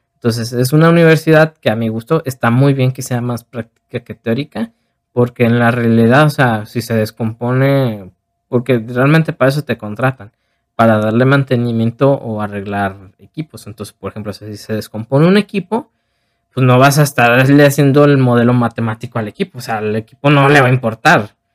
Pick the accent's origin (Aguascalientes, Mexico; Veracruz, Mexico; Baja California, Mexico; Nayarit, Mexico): Nayarit, Mexico; Tepic; moved away as an adult; now in Guadalajara, Mexico; yo soy de Tepic, entonces yo me vine a Guadalajara